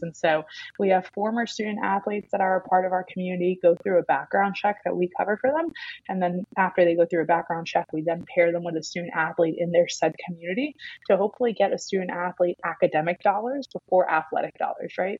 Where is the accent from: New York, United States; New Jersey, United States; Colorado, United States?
New York, United States; New York City; now in Atlanta, United States; I'm from New York, like Barstow's Queens.